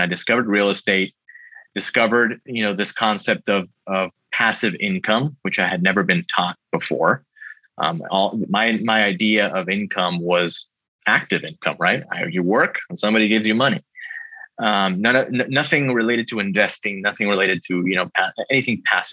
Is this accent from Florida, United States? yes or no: yes; Miami, Florida, United States; I was born in Miami, Florida